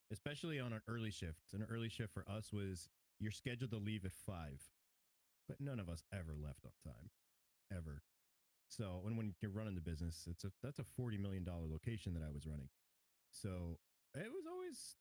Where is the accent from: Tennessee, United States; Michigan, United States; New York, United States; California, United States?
New York, United States; now in Georgia, United States; I grew up in New York. Born and raised in New York. Moved down to Georgia in 2006